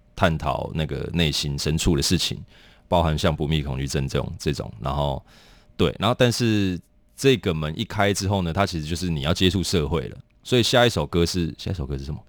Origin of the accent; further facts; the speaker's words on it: Taoyuan, Taiwan; also born or lived in Kaohsiung; now in Taipei, Taiwan; 我是桃园人